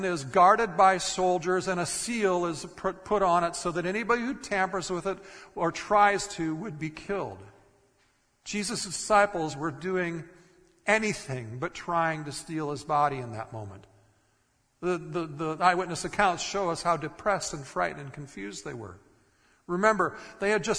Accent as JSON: {"language": "English", "region": "Minnesota", "country": "United States", "tie": "born or raised there", "moved": "yes", "said": "I grew up in Minnesota"}